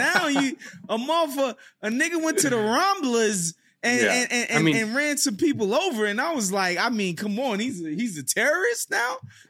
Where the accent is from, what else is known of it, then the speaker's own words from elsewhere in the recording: United States; But I remember thinking to myself, as an American, being there, and it kind of, not going to lie, it ruined my last night in Spain.